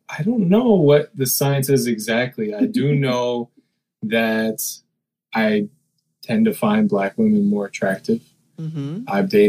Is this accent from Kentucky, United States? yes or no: no; Maine, United States; my hometown is about 800 people.